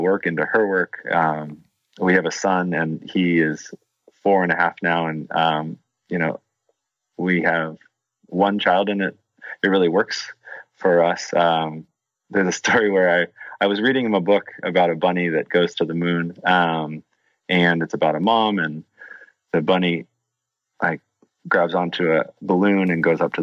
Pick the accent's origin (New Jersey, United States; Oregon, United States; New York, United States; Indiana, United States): Oregon, United States; Portland; growing up in Portland